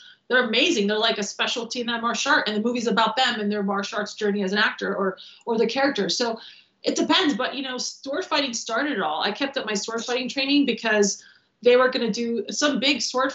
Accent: Transylvania, Romania; also born or lived in Michigan, United States; now in Los Angeles, United States; And I'm from Transylvania

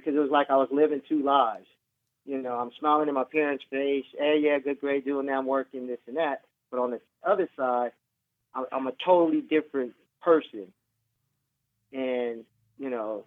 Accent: San Diego, California, United States; I was born in San Diego, California.

